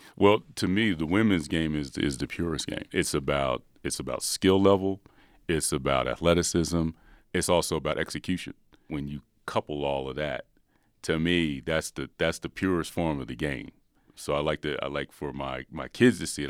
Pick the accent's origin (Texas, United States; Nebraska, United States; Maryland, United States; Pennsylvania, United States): Pennsylvania, United States; Philadelphia; I'm from Philadelphia.